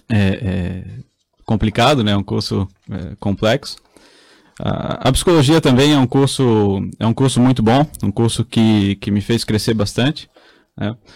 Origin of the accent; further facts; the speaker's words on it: Blumenau, Santa Catarina, Brazil; Sou de Blumenau, nascido e criado em Blumenau.